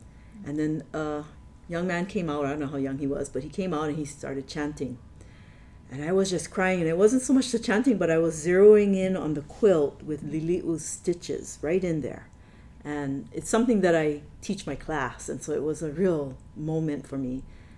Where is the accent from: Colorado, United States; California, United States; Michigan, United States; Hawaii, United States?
Hawaii, United States; teaching our students that we are Hawaiians